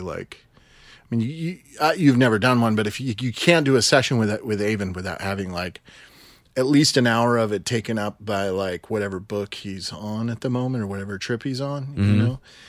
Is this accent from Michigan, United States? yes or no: yes; Grand Rapids, Michigan, United States; No, I grew up in Grand Rapids, Michigan.